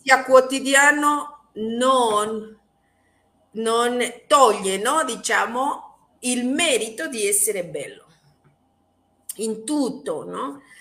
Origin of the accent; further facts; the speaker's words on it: Mexico; Italian is a second language; sono messicana